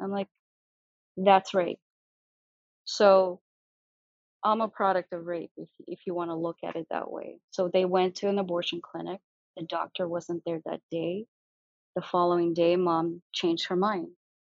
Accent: Siberia, Russia; born there; that's how I was born in Russia. I was born in Siberia.

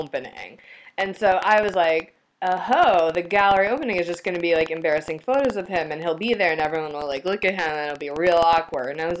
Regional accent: Midwest, United States; As a Midwesterner

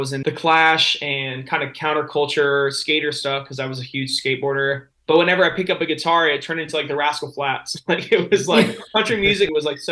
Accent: Nashville, Tennessee, United States; So I was born in Nashville, Tennessee

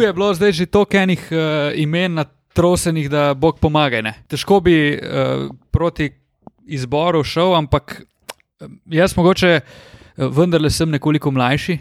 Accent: Slovenia; smo imeli Slovenci

